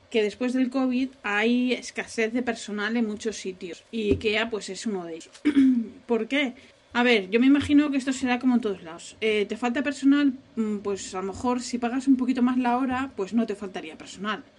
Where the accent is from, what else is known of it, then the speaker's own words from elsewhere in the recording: Asturias, Spain; la primera vez que yo fui de vacaciones fuera de Asturias, yo tenía 12 años